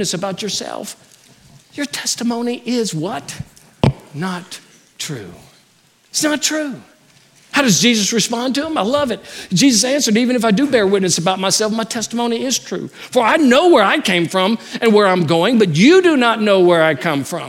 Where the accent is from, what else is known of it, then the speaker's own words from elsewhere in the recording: Louisiana, United States; moved away; I'm from Louisiana